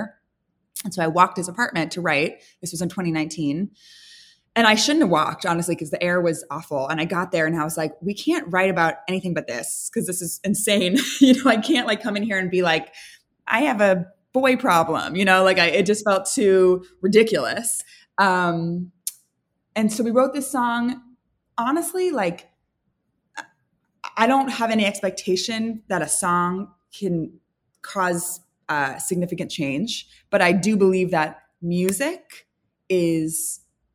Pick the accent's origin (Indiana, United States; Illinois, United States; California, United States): California, United States; San Francisco; now in Los Angeles, United States; I'm from San Francisco